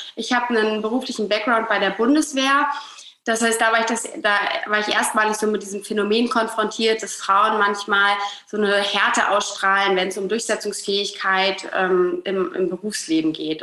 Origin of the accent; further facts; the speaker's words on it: Hamburg, Germany; ich komme aus Hamburg, äh, lebe hier mit meiner kleinen Family, mit meinem Mann, mit meinem Sohn, mit unserem Hund in Hamburg